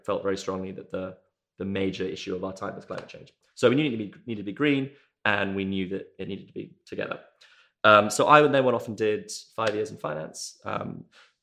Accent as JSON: {"language": "English", "country": "South Africa", "tie": "born or raised there", "moved": "as an adult", "lives_now": "United Kingdom", "said": "I grew up in South Africa"}